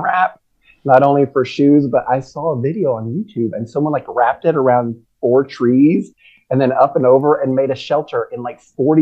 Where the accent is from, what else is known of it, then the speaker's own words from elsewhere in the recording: Lexington, Kentucky, United States; I'm from Lexington, Kentucky